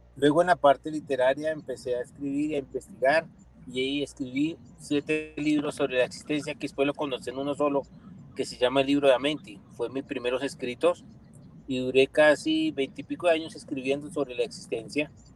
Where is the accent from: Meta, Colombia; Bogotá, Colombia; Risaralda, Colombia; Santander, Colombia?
Bogotá, Colombia; nací en Bogotá en 1965.